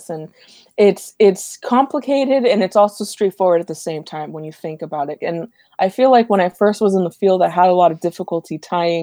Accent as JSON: {"language": "English", "town": "Los Angeles", "region": "California", "country": "United States", "tie": "born or raised there", "said": "I grew up in Eagle Rock"}